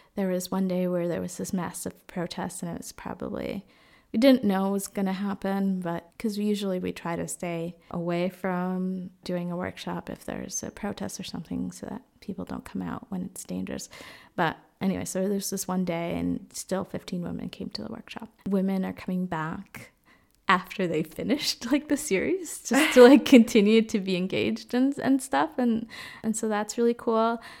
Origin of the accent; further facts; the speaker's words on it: Boston, Massachusetts, United States; moved away as an adult; also born or lived in Dominican Republic / Nicaragua; now in Freiburg, Germany; I grew up in Boston, but was born in the Dominican Republic